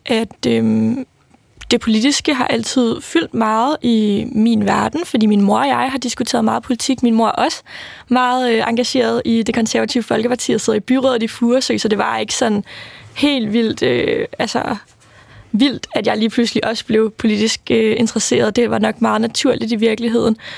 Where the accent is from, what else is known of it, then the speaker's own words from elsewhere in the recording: Værløse, Capital Region of Denmark, Denmark; now in Copenhagen, Denmark; jeg er vokset op i Værløs, lidt uden for København. Øh, og i dag bor jeg i København